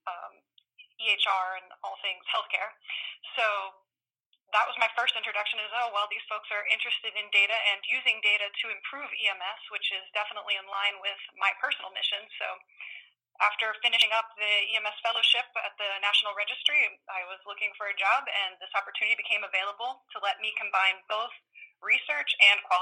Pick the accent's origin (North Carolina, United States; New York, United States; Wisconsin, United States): North Carolina, United States; Wake County; moved away; I'm originally from Wake County